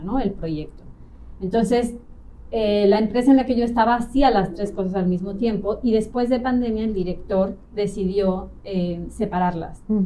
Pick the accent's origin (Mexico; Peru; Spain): Mexico; Mexico City; moved away as an adult; now in Playa del Carmen, Mexico; tengo 38 años, soy de Ciudad de México